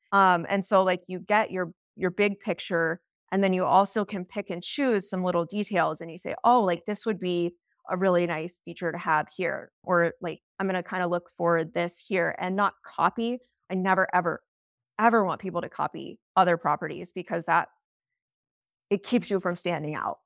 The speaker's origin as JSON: {"language": "English", "town": "Steamboat Springs", "region": "Colorado", "country": "United States", "said": "I'm from Steamboat Springs, Colorado"}